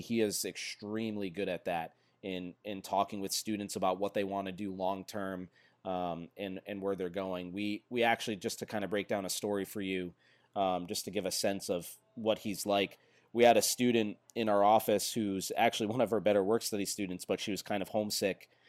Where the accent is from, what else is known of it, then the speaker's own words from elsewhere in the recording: Fall River, Massachusetts, United States; I grew up in Fall River, Mass